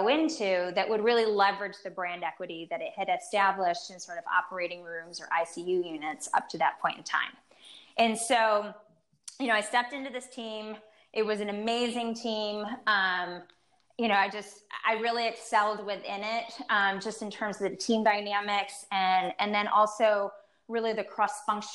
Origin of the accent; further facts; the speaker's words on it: East Coast, United States; now in Chicago, United States; I'm originally from the East Coast, and here I'm in the Midwest.